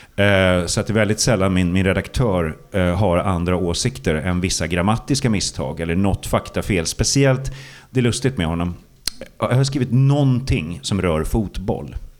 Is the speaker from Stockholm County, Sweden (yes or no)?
yes; Stockholm, Stockholm County, Sweden; Blackeberg då, förorten där jag växte upp